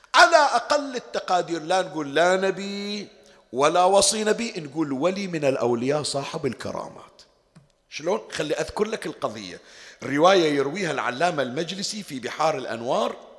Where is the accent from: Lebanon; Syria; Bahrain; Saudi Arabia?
Bahrain; عندنا في البحرين